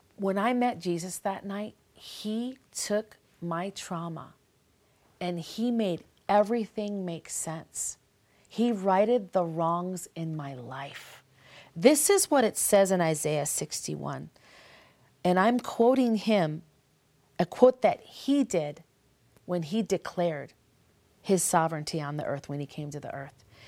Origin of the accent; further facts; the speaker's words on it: Minneapolis, Minnesota, United States; I come from Minneapolis